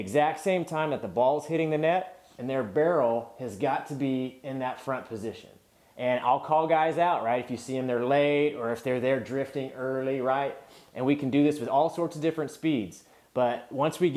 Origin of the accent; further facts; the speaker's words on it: California, United States; I was from California.